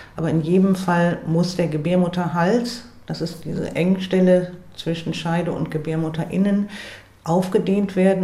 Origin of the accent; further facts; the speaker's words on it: Bremerhaven, Bremen, Germany; in Bremerhaven, wo ich herkomme